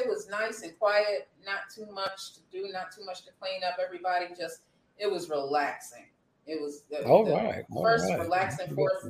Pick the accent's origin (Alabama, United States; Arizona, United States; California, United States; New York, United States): New York, United States; Lackawanna; also born or lived in Buffalo, New York; They are located right here in Buffalo, New York, where I am from. Like I say, I was born and raised. My hometown is Lackawanna, New York. That's home, but Buffalo is definitely my city.